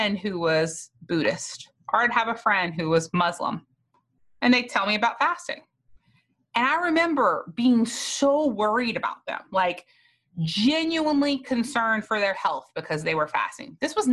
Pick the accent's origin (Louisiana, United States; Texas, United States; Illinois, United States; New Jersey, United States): Louisiana, United States; South; I was from South Louisiana where Catholic people mostly do not fast